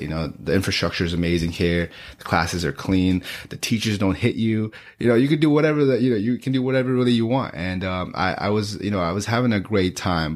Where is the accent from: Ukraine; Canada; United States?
United States; Beaverton, Oregon; born or raised there; also born or lived in Gangtok, Sikkim, India